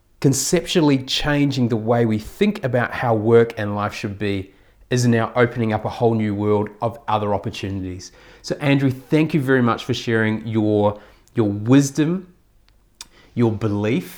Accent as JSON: {"language": "English", "country": "New Zealand", "said": "as a Kiwi"}